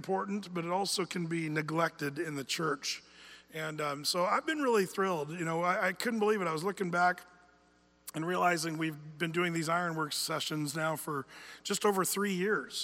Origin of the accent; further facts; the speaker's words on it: United States; we as American men